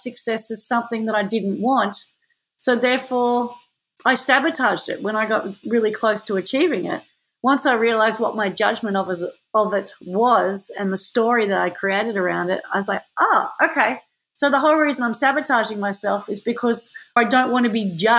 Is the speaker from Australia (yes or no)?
yes; Manly, New South Wales, Australia; when I was growing up in Manly